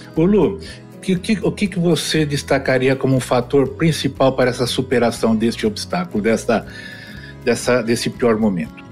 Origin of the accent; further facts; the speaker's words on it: São Paulo, Brazil; now in Goiânia, Brazil; eu sou paulistano, né? Só para você ter uma ideia de nascer. Estou em Goiás, Goiânia, mas eu nasci em São Paulo, lá na Moca